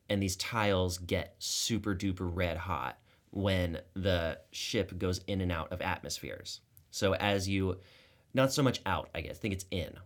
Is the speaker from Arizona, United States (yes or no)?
yes; Tucson, Arizona, United States; was made at the U of A. which is actually in my hometown.